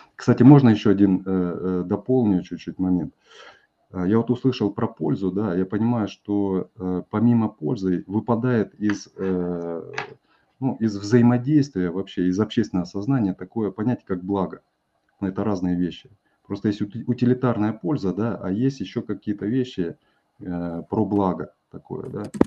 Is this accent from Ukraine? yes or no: no; Kazakhstan; Я вырос в Казахстане